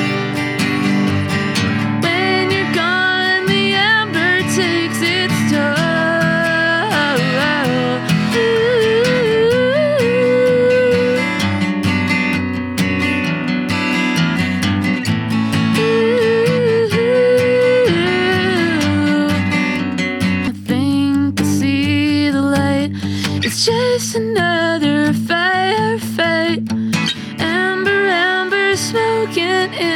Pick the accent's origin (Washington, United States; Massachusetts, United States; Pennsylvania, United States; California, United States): Massachusetts, United States; Boston; moved away; also born or lived in Wales; I grew up in Boston